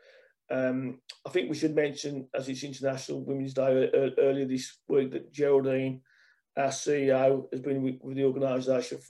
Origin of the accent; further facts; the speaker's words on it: Birmingham, West Midlands, United Kingdom; accent: Brummie; as a Brummie